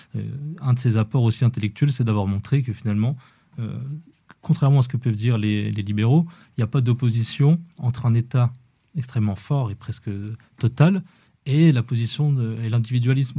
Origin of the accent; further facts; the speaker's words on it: Haut-Doubs, Bourgogne-Franche-Comté, France; je viens du, du, du Haut-Doubs à la frontière suisse